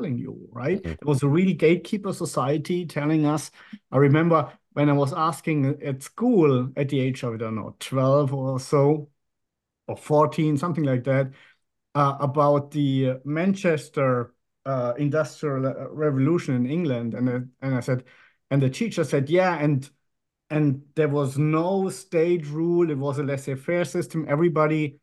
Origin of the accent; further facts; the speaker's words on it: Germany; moved away as an adult; now in Monaco; I grew up in Western Germany, was born in 67